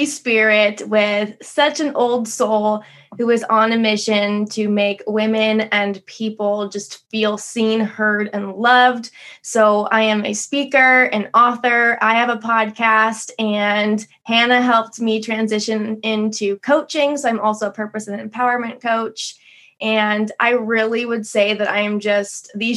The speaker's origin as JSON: {"language": "English", "region": "Midwest", "country": "United States", "tie": "born or raised there", "also_born_or_lived": "Las Vegas, Nevada", "moved": "as an adult", "said": "I grew up in the Midwest"}